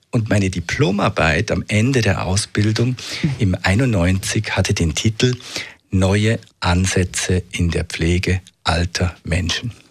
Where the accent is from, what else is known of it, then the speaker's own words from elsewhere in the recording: Munich, Bavaria, Germany; born there; Nein, ich, ich bin nicht hier geboren. Ich bin in München geboren im Jahr 65, also bin jetzt 57 und ähm, habe äh, Psychologie studiert in München